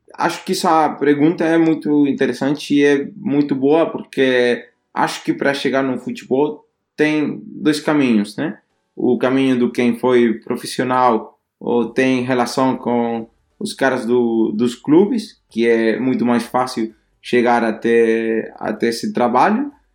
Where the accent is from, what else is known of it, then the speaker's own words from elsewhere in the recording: Spain; Portuguese is a second language; moved away as an adult; now in Denmark; somos dois espanhóis